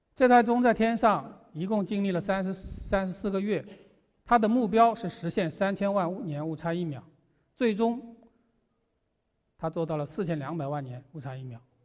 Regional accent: China; 我们中国人

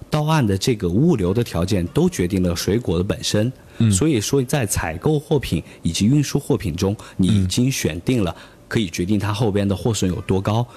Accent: Lanzhou, Gansu, China; now in Chongqing, China; 因为我的家乡是甘肃兰州嗯。，因为我在兰州的话

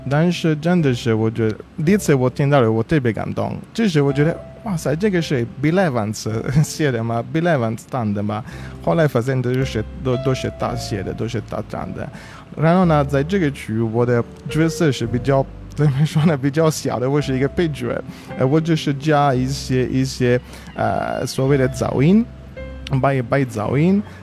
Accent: Italy; Chinese is a second language; moved away; 我的口音是，我是算是，呃，少数民族吧，我是意大利族吧

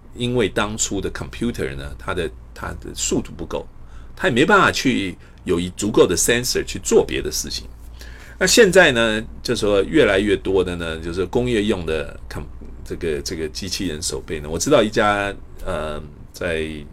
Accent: Taipei, Taiwan; moved away as an adult; also born or lived in Pingtung, Taiwan / Iowa, United States; now in United States; 我是台湾屏东出生，台北长大。呃，我一九八三年，呃，清华数学系毕业以后呢，我到美国的爱华大学进修。我一九九二年，一九九零年取得博士，呃，学位。然后一九九八年，我加入这个美国太空总署，J P L

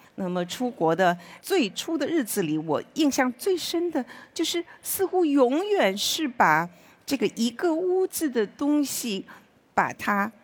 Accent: Wenzhou, Zhejiang, China; moved away as an adult; 我十六岁呢，就辍了学，就进这个工厂做了车床操作工

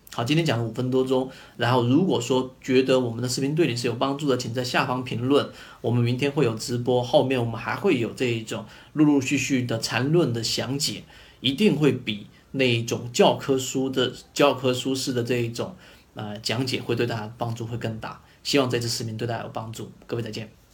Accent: China; 我们中国人的这种教育体制

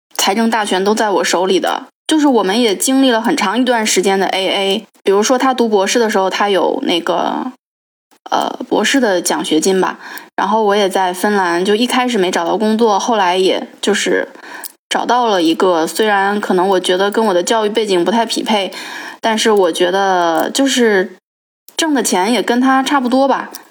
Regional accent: northern mainland China, Henan, China; moved away; also born or lived in Finland; 我跟我老公再加上又是河南

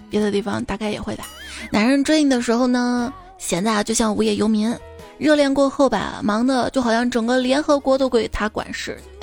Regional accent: Xi'an, Shaanxi, China; 我作为一个西安人啊，西安菜很好吃

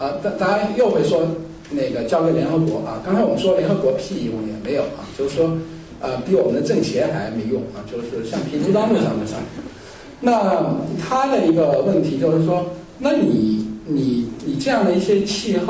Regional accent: China; 就是说日本人比较恨我们中国人。

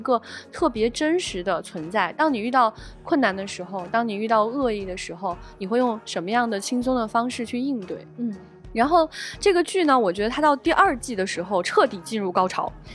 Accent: Xi'an, Shaanxi, China; moved away; 我是个北方人嘛，在我们西安其实过去降雪还是非常大的

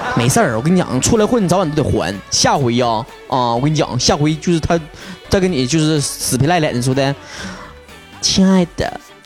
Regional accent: Northeast China, China; accent: Northeastern Mandarin (Dongbei); 我们东北话

